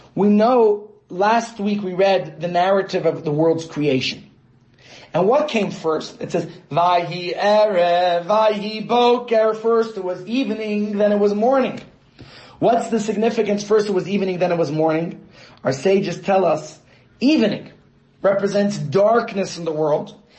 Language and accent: English; New York, United States; my hometown of New York